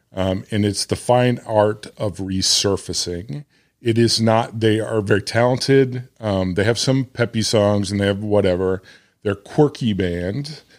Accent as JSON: {"language": "English", "region": "Arkansas", "country": "United States", "said": "I'm from Arkansas. We're fucking pretty loose down here"}